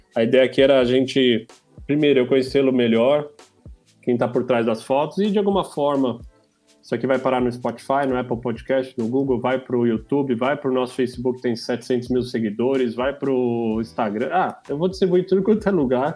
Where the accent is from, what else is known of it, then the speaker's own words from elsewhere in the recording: São Paulo, Brazil; sou paulista lá